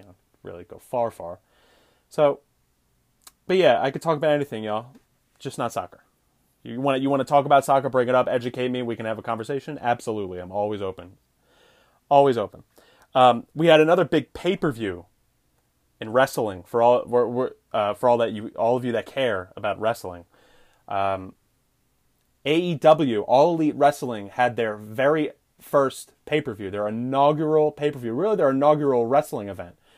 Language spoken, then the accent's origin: English; United States; I'm an American